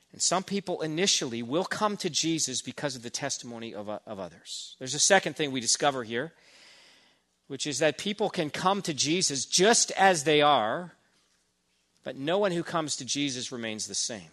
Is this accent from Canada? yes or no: yes; Burnaby, British Columbia, Canada; I grew up in Burnaby